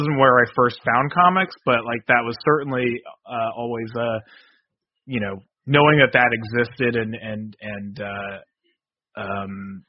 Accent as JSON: {"language": "English", "region": "New Jersey", "country": "United States", "tie": "born or raised there", "said": "I'm from Jersey, and I grew up right in the town next"}